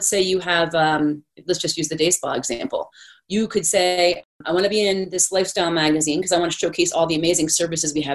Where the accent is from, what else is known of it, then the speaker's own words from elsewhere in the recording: Washington, District of Columbia, United States; moved away as an adult; also born or lived in Denver; I grew up in Washington, D.C.